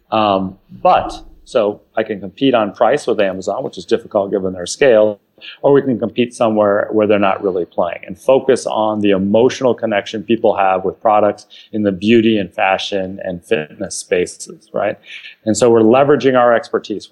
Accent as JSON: {"language": "English", "region": "California", "country": "United States", "tie": "born or raised there", "said": "born and raised in California."}